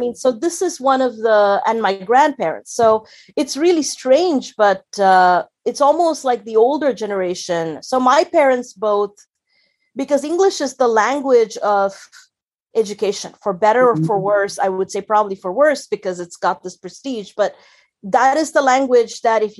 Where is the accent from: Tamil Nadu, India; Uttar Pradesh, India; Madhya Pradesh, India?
Tamil Nadu, India; Chennai; moved away as an adult; also born or lived in Tiruchirappalli, India; now in Berlin, Germany; I grew up in Tamil Nadu, which is a state in a big state in South India, and grew up in a small town called Trichy or Tiruchirappalli, which is where my father was raised and brought up, and stayed there till I was about, I think, 10 or 11 years old. And then we moved to the big city, which is Chennai or Madras